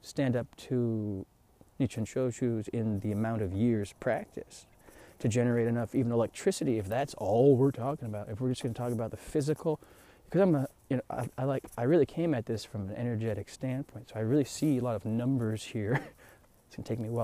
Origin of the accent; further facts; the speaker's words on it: United States; being an American